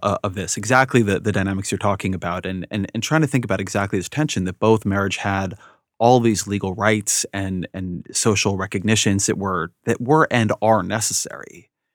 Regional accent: California, United States; moved away as an adult; also born or lived in Washington, D.C. / Bay Area; I grew up in California, and then I lived in D C for a long time, and then came back to the, the Bay Area for, for four or five years

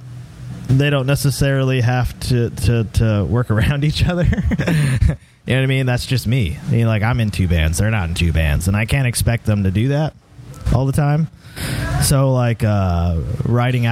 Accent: Southern Maryland, United States; we're all from Southern Maryland.

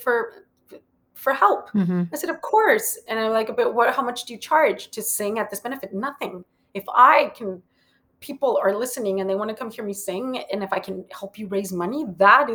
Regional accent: Matamoros, Tamaulipas, Mexico; moved away as an adult; also born or lived in Monterrey, Mexico / Brownsville, Texas / Mexico City, Mexico; now in New York, United States; I was born in Monterrey, Mexico, and I started my career down in Mexico City. The reason I speak English is because I grew up on the border. So I lived in Matamoros, but I would cross the bridge every morning to go to school in Brownsville, Texas

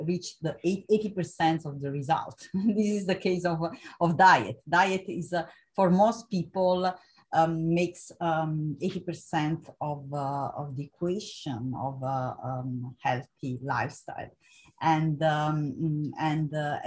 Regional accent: Italy; moved away as an adult; also born or lived in Vienna, Austria; I moved from Italy to Vienna

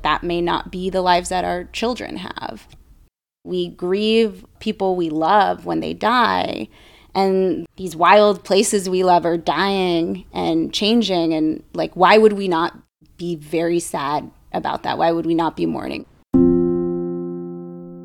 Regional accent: Bay Area, California, United States; growing up in the Bay Area

